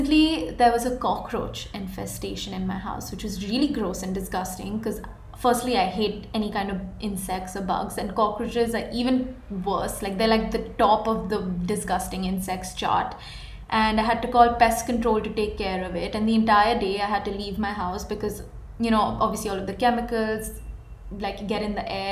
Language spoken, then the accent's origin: English; India; moved away as an adult; now in United States; I moved from India to US